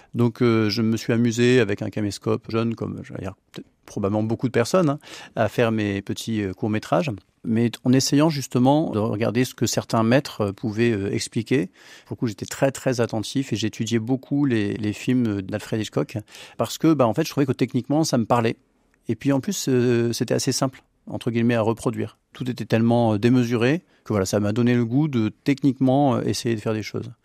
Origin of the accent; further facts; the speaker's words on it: the Nord, between Lille and Dunkirk, Hauts-de-France, France; now in Beaujolais, France; je suis du, du Nord, entre Lille et Dunkerque